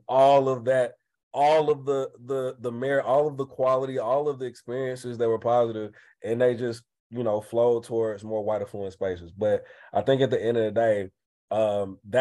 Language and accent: English; Atlanta, Georgia, United States; I grew up in Atlanta